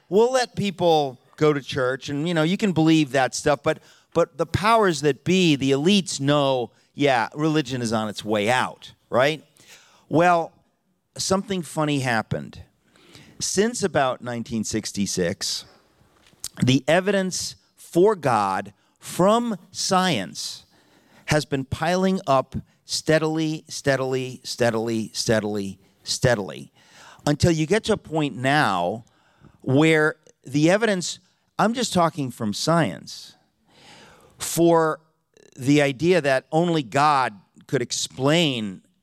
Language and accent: English; New York, United States; I'm from New York, uh, and we're two hours later, so it's really new, almost noon in New York City.